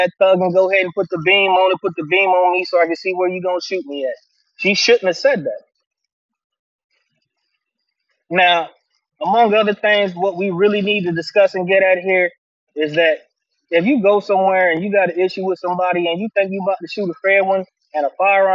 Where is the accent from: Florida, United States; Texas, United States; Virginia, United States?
Virginia, United States; Virginia, by most accounts, people don't consider this the South, but it is. We don't have deep accents like that to a degree